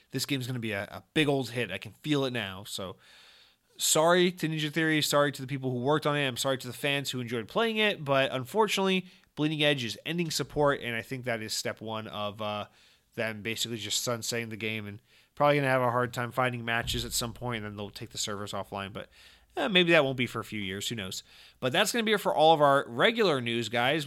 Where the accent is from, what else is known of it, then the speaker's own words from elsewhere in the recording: Georgia, United States; I, I, I'm from Georgia